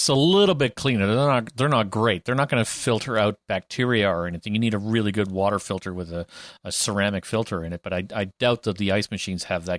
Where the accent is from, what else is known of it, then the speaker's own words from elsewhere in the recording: Canada; I'm Canadian.